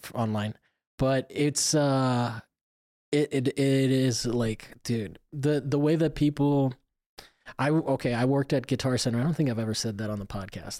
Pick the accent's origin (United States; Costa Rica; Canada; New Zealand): United States; Florida; I'm from Florida